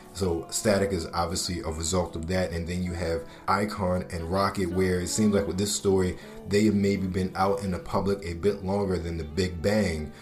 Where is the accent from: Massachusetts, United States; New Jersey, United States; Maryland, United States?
Maryland, United States; Baltimore; moved away; a kid growing up in Baltimore City at the time